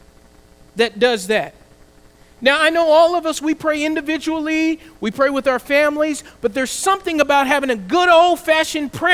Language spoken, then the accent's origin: English; the South, United States; I grew up in the South, we were also able to pray in class.